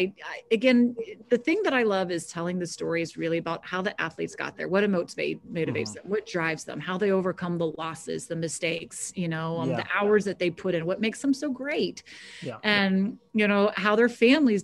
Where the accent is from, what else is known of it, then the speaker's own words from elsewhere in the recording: Jacksonville, Florida, United States; moved away; I grew up in Florida